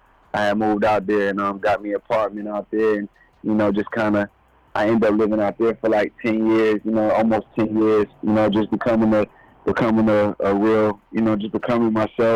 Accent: Atlanta, Georgia, United States; also born or lived in Yonkers, New York; Born in Yonkers, New York, you know, about age of five. Moved to Atlanta, Georgia with my parents and lived in Georgia. Was raised in Georgia till I was like, you know, I'm in Georgia now. I live here now.

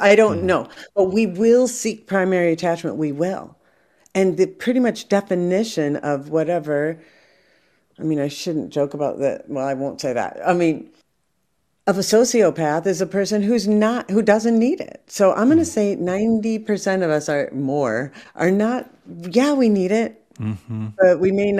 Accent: France; English is a second language; I come from France, you know, the avoidant comes from England. In France, you know, we like to talk about the relationship all day.

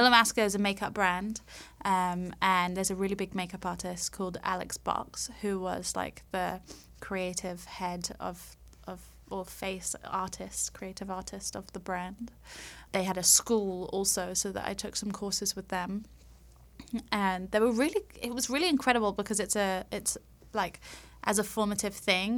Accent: London, United Kingdom; now in Los Angeles, United States; I'm from London. so I'm from. I'm from England.

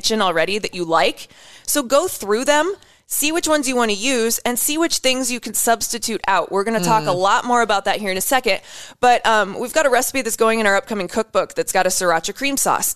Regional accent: Western Iowa, United States; I'm from Iowa.

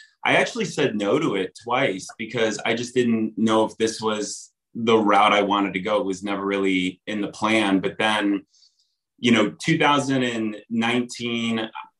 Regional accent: Akron, Ohio, United States; moved away as an adult; also born or lived in Chicago; I grew up in Akron, Ohio

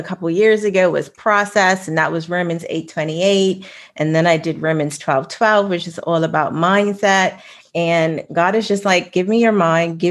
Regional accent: Bermuda; I live in Bermuda, but I grew up on Darrow's Island

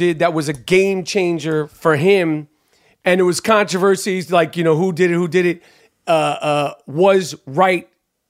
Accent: New York, United States; Like, I'm from New York. We've only heard New York hip-hop except for, like, a few pieces.

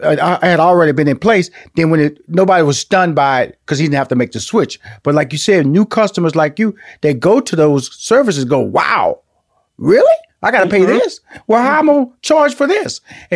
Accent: Houston, Texas, United States; now in Atlanta, United States; And I'm from Houston, Texas. I'm living in Atlanta.

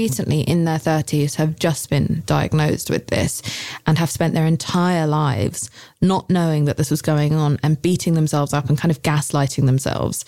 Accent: United Kingdom; I'm British

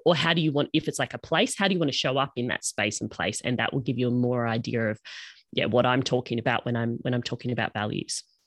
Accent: Australia; accent: Australian; we call it uni down here, obviously, if you didn't pick up from my accent, I'm in Australia

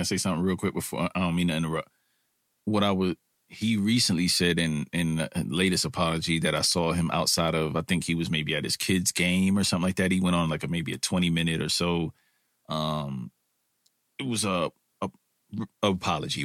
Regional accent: New York City, New York, United States; I'm a, I'm a kid from Brooklyn, or an old man now, or if people would consider me that, from Brooklyn

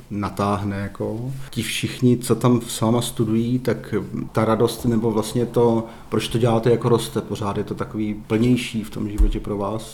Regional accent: Moravia, Czechia; moved away as an adult; also born or lived in Kroměříž / Ostrava; now in Pardubice, Czech Republic; já jsem z Moravy, já jsem byl nejdřív v Kroměříši na konzervatoři a pak jsem studoval v Ostravě na vysoké škole

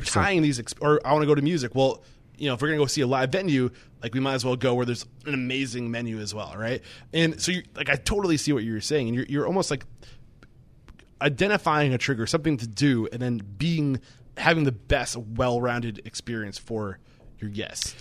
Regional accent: New England, United States; I'm from New England

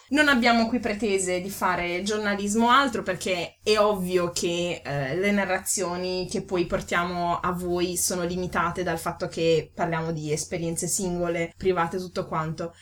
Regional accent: Ferrara, Emilia-Romagna, Italy; moved away as an adult; now in Bavaria, Germany; vengo da Ferrara

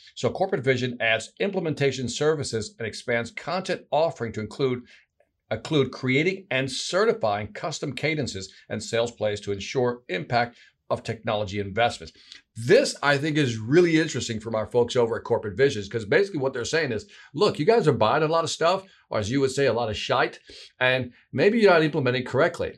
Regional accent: Chicago, Illinois, United States; That's my hometown there, Chicago

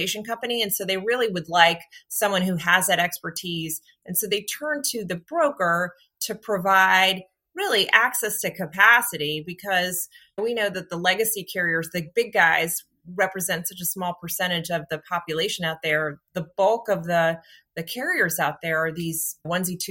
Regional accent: Washington, District of Columbia, United States; I am a Washington, D.C. native, which we're a rarity because this is a very transient town

